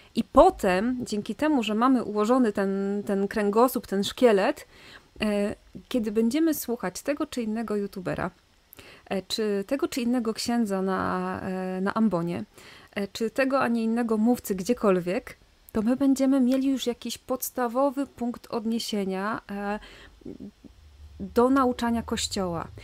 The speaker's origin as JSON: {"language": "Polish", "region": "Silesian Voivodeship", "country": "Poland", "said": "ja jestem ze Śląska, na Śląsku obchodzi się urodziny"}